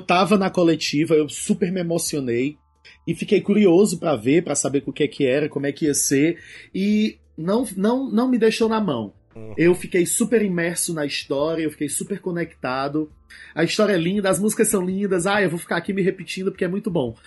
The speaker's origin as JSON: {"language": "Portuguese", "region": "Ceará", "country": "Brazil", "said": "Ceará, que é a minha terra"}